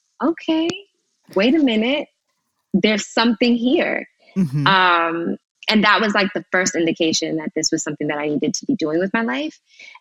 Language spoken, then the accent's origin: English; New York, United States; I wanted to go to New York because that was home for me. I'm from New York originally.